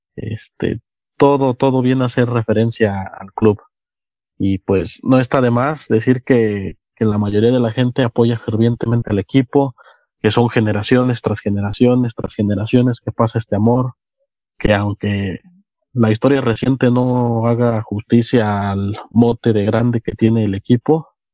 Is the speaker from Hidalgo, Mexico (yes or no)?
yes; Ciudad Cooperativa Cruz Azul, Hidalgo, Mexico; nací aquí en Ciudad Cooperativa Cruz Azul y desde siempre he vivido aquí.